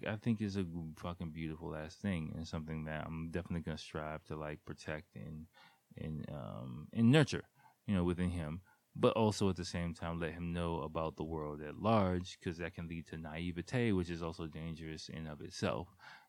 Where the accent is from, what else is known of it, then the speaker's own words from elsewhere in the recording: Washington, District of Columbia, United States; especially growing up in Washington, D.C. Nothing like, again, I love Washington, D.C.